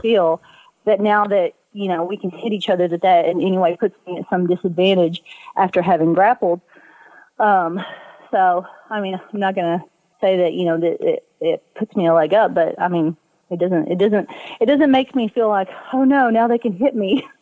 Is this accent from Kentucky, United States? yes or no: yes; Southeast Kentucky, United States; accent: Southeast Kentucky; I'm from Southeast Kentucky